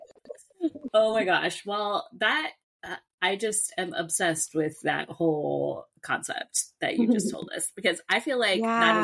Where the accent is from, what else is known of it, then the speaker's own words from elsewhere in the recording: Southern California, United States; I grew up in Southern California